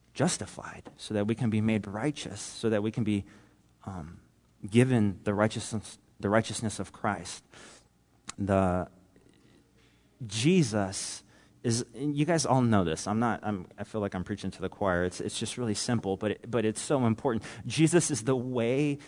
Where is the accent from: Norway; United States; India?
United States; Nipomo, California; moved away as an adult; also born or lived in Central Coast, California; now in Ukraine; I grew up in Napomo